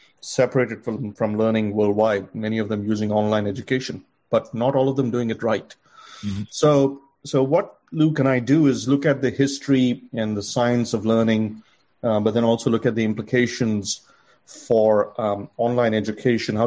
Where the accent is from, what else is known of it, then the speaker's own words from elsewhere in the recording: India; moved away; growing up in India, going to college